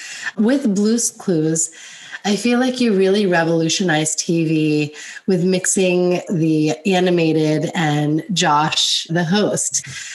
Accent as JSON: {"language": "English", "region": "New Jersey", "country": "United States", "tie": "born or raised there", "said": "So I grew up in New Jersey, grew up in a loud Italian family."}